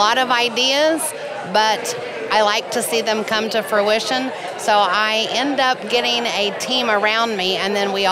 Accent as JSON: {"language": "English", "town": "Norman", "region": "Oklahoma", "country": "United States", "tie": "born or raised there", "said": "I grew up right here in Norman, Oklahoma"}